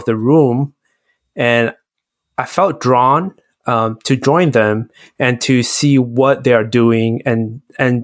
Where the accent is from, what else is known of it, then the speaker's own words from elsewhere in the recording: Malaysia; growing up in Malaysia, where there's a lot of religion